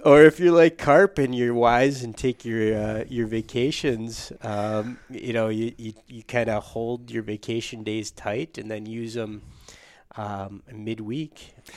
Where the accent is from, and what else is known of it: Upper Peninsula of Michigan, United States; born or raised there; moved away; also born or lived in Minnesota